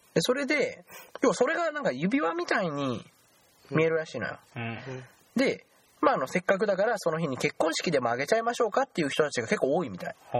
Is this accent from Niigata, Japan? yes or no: no; Aichi, Japan; 僕ら愛知県民